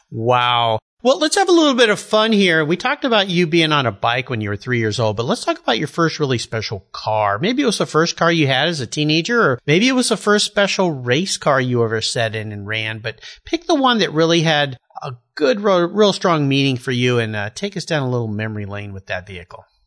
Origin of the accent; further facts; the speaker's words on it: Southern California, United States; I grew up in Southern California too